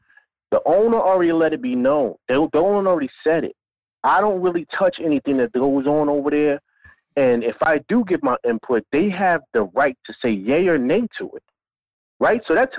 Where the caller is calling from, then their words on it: Harlem, New York, United States; Yo, CP, what's going on, man? … Live Harlem.